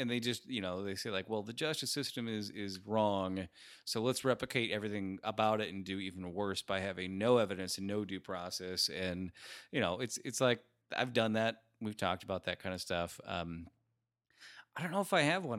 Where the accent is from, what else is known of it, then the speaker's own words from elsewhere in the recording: Rust Belt, United States; another Rust Belt town where I grew up